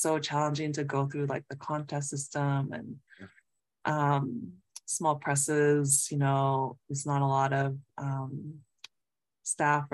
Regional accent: Southern California, United States; now in Massachusetts, United States; a fellow Southern California raised poet

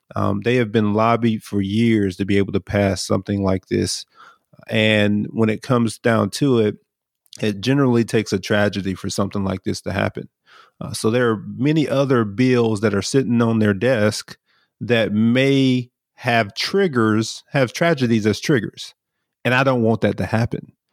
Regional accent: Brunswick, Georgia, United States; I'm from Brunswick, Georgia

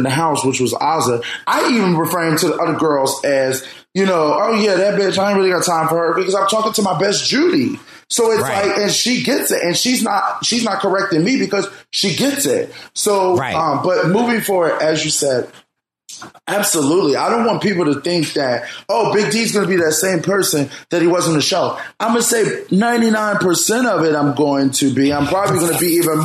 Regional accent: Philadelphia, Pennsylvania, United States; I grew up in North Philly

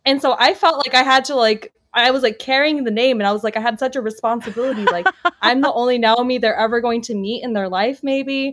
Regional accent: Los Angeles, California, United States; accent: American; moved away as an adult; now in Tel Aviv, Israel; I grew up in a suburb of Los Angeles

